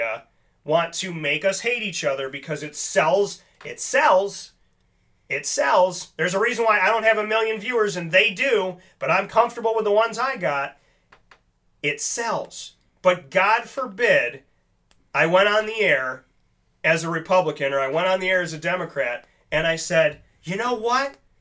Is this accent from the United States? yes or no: yes; Syracuse, New York, United States; born and raised in Syracuse